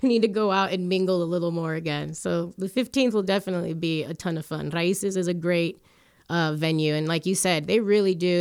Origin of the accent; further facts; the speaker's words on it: Hialeah, Florida, United States; moved away as an adult; also born or lived in Chicago; now in Colorado, United States; back home in Hialeah.